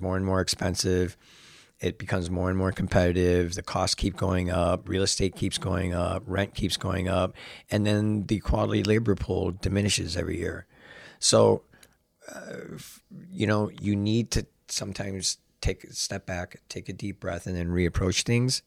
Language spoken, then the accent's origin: English; Chicago, Illinois, United States; I'm born and raised in Chicago